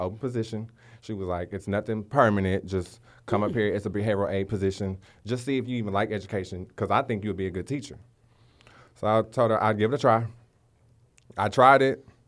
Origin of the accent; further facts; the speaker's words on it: Waco, Texas, United States; I'm from Waco, Texas. Um, been there my whole life.